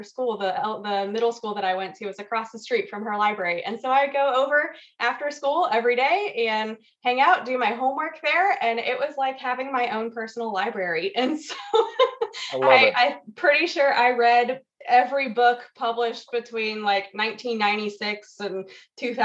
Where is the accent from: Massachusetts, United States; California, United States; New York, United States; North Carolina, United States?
North Carolina, United States; Weddington; moved away as an adult; also born or lived in Colorado; I grew up in Weddington area outside of Charlotte, just outside of Charlotte.